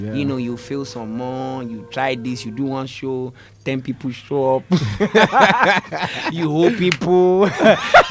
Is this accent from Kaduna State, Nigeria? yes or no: no; Lagos, Nigeria; moved away as an adult; also born or lived in Ogbomosho; Then I came back to Lagos fully. I was born in Lagos anyway